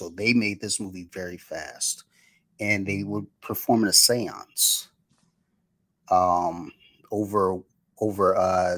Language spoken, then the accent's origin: English; Detroit, Michigan, United States; I'm a kid from Detroit